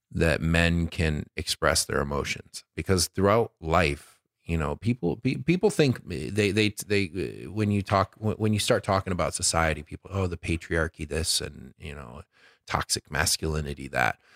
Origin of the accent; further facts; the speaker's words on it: Detroit, Michigan, United States; moved away; I'm from Detroit